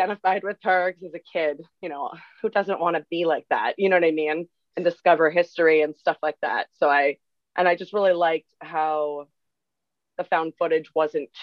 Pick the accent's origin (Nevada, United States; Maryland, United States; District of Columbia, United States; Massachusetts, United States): Massachusetts, United States; I'm from Massachusetts, so good old New England